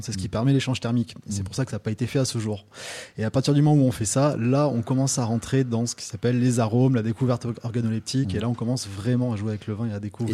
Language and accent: French; Toulouse, Occitania, France; moi, je suis toulousain